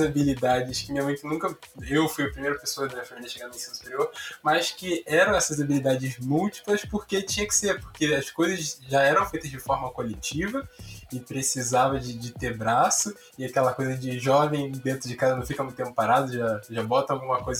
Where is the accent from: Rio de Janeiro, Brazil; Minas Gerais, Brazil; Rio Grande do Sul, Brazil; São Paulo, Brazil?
Rio de Janeiro, Brazil; São João de Meriti; now in Rio de Janeiro, Brazil; vou aqui morando no Rio de Janeiro, vou aqui para São João de Meriti, que é onde eu nasci